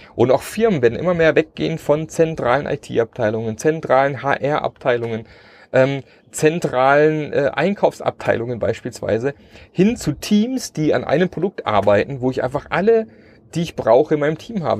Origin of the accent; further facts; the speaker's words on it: Germany; wir als Deutsche und unsere deutsche Kultur